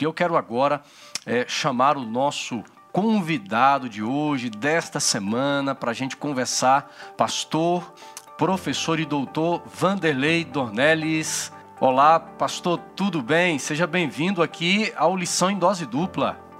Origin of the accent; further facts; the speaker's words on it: Brasília, Federal District, Brazil; sou brasiliense